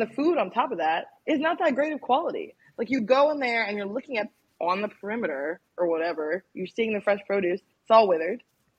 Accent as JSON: {"language": "English", "region": "Washington metropolitan area", "country": "United States", "tie": "born or raised there", "lives_now": "Deep South, United States", "said": "And I think that growing up on the East Coast and growing up in the DMV, I was very lucky in the way that I grew up in terms of food access"}